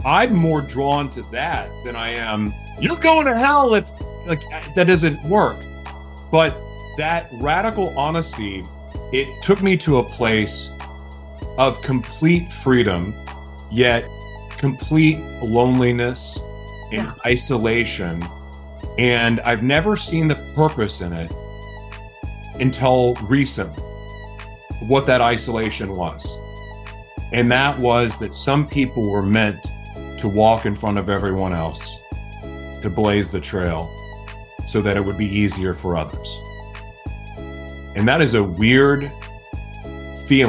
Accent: United States; growing up in America

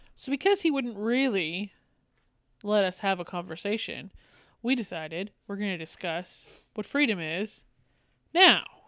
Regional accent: Canada; I am Canadian

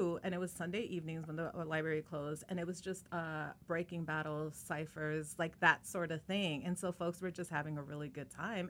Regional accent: Chicago, Illinois, United States; I grew up in Chicago

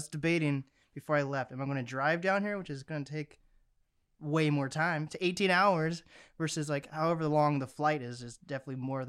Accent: Seattle, Washington, United States; Like in Seattle, I grew up like in Seattle, like East Seattle. And then I recently moved like 30, 40 minutes away from Seattle. And now I'm in like the literal woods.

